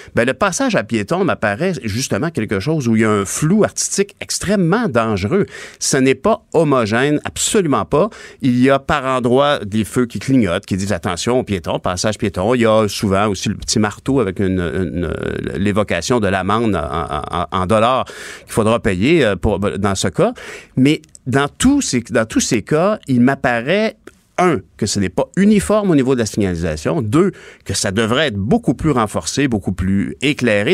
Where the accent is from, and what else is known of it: Quebec, Canada; also born or lived in Ottawa / Longueuil